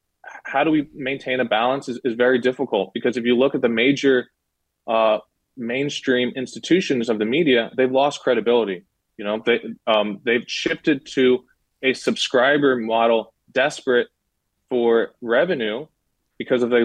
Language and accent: English; United States; I'm an American